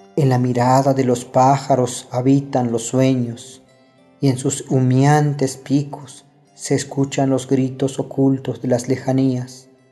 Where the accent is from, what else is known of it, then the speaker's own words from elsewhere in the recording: Huixtán, Chiapas, Mexico; first language Tzotzil; Spanish is a second language; Soy originario de Jocosic, Huistán, Chiapas, hablante de la lengua tzotzil